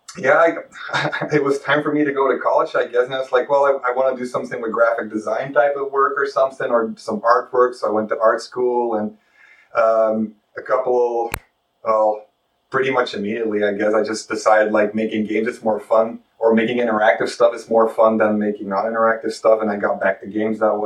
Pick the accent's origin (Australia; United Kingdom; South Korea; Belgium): Belgium; moved away as an adult; now in Ohio, United States; I'm from Belgium. That's why I have a weird accent.